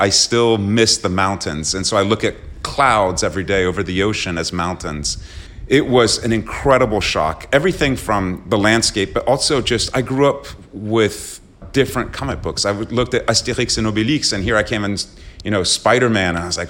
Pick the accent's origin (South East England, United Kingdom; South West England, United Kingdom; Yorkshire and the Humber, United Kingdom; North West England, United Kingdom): South East England, United Kingdom; Slough; born there; also born or lived in London / Long Island / Paris; So I was born in Slough, outside of London in the UK.